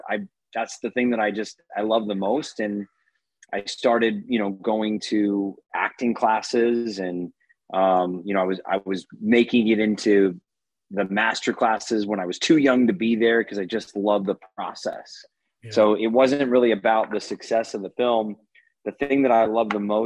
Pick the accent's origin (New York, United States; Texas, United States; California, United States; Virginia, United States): California, United States; Los Angeles; also born or lived in Las Vegas / Santa Cruz; I grew up in Los Angeles via Northern California. So I moved to Santa Cruz when I was about 2, and then down to LA when I was about 6